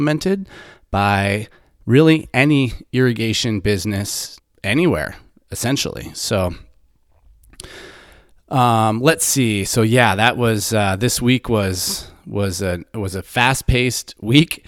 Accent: Middlebury, Vermont, United States; growing up in Middlebury, Vermont, when I was a kid

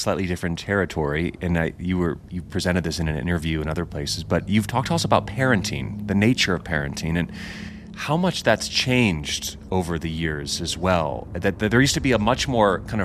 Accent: United States; I'm American

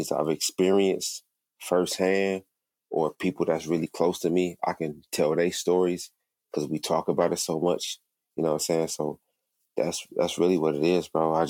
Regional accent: Flint, Michigan, United States; I'm from Flint, Michigan

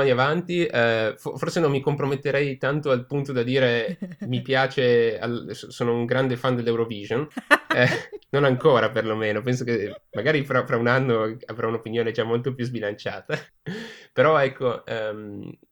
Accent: Turin, Piedmont, Italy; moved away as an adult; also born or lived in Munich; now in Dublin, Ireland; vengo da Torino, sono un arzillo ventinovenne ancora per dieci giorni.

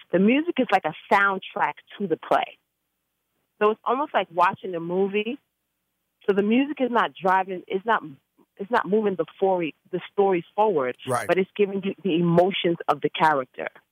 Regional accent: New York City, New York, United States; I grew up in the Bronx

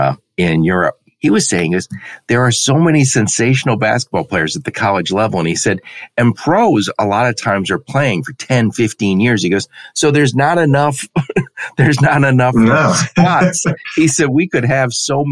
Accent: Dearborn, Michigan, United States; I'm from Dearborn, Michigan

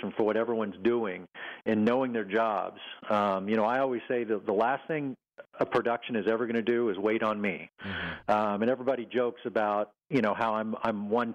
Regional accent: Texas, United States; moved away; also born or lived in Oklahoma City; my mom and dad and where I grew up in Texas

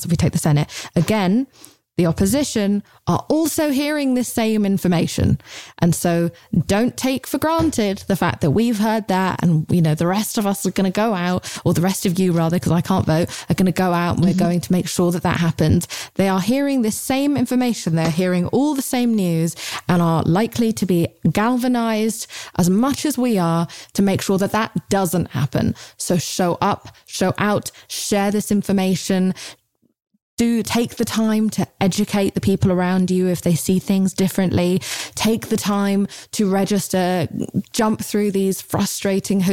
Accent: England, United Kingdom; I'm British

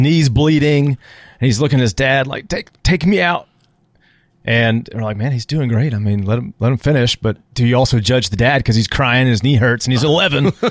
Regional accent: San Antonio, Texas, United States; moved away as an adult; now in Auburn, United States; growing up in San Antonio

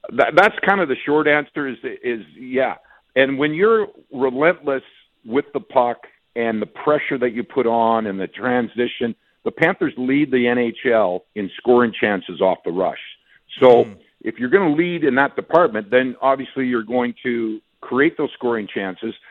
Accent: Western Canada, Canada; moved away; I'm from Western Canada

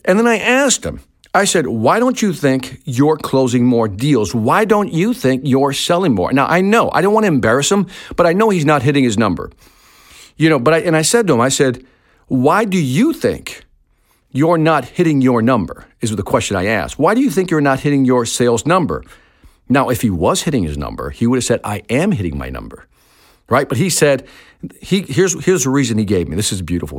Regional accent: Chicago, Illinois, United States; also born or lived in Puerto Rico; I was born in Chicago

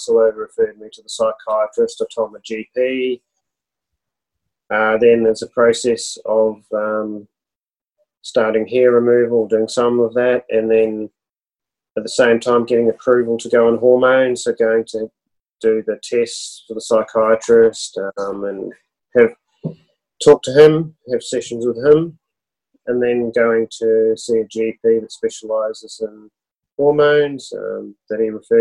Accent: Auckland, New Zealand; moved away as an adult; now in Australia; I grew up in Auckland, across the ditch in New Zealand. So yep. I lived there, grew up there as a child, lived there till I was about 29. I moved over here at that point in time

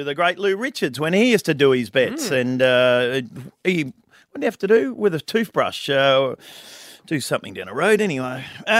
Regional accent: Geelong, Victoria, Australia; I'm from Geelong, North Shore, the tough suburb.

